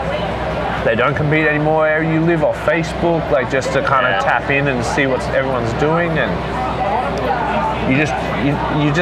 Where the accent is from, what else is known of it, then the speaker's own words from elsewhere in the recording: Port Macquarie, New South Wales, Australia; moved away as an adult; I grew up in Lighthouse Beach